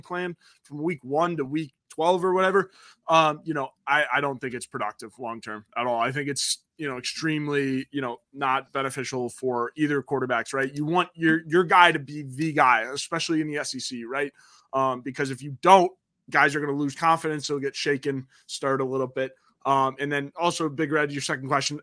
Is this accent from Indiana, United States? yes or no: yes; South Bend, Indiana, United States; growing up in South Bend as a Notre Dame fan